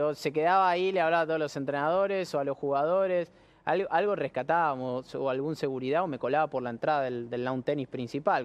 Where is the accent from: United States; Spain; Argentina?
Argentina; soy muy argentino